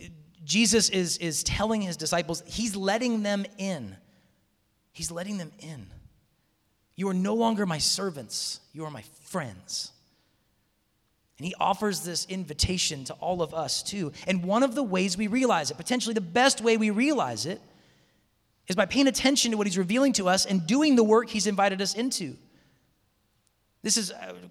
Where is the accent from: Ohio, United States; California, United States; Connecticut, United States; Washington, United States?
Washington, United States; Seattle; moved away as an adult; also born or lived in Tacoma; I'm hail from Seattle